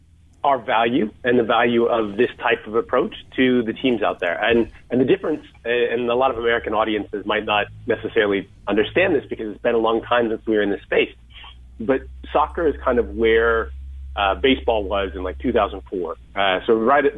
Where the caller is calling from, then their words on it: Bath, South West England, United Kingdom; Bath, England.